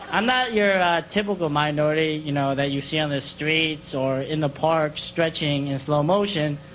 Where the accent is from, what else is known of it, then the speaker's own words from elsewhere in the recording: Bethlehem, Pennsylvania, United States; I'm actually adopted by white people, you know, the devils. And I grew up in Bethlehem, Pennsylvania.